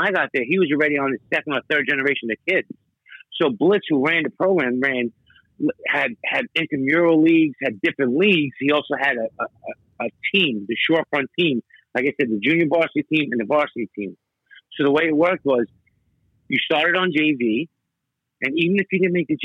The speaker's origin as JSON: {"language": "English", "town": "New York City", "region": "New York", "country": "United States", "tie": "born or raised there", "said": "When I grew up in Brighton Beach, it was mostly American"}